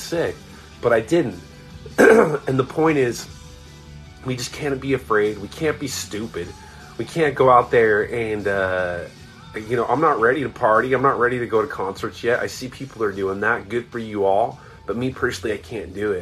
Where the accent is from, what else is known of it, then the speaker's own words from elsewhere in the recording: Orange County, California, United States; I grew up in Orange County